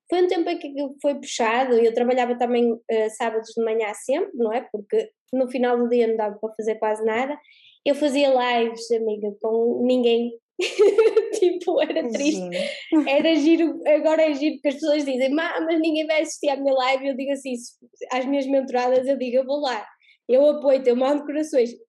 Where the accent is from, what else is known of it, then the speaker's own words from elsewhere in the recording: Portugal; Eu sou da Terrinha, não é? Então aqui eh, tinha sempre pessoas que queriam o presencial, não é?